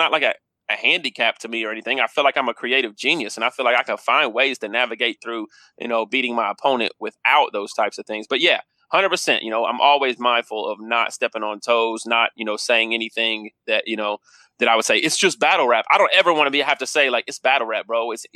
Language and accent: English; Kansas City, United States; I'm from Kansas City